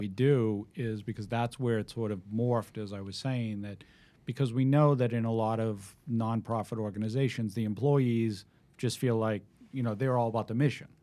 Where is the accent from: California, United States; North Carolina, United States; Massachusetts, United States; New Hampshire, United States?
Massachusetts, United States; Needham; now in Westwood, United States; I grew up in Needham.